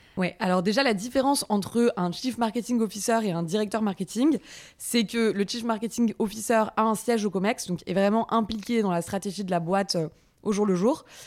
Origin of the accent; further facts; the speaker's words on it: Paris, Île-de-France, France; also born or lived in Montreal, Canada; je suis parisienne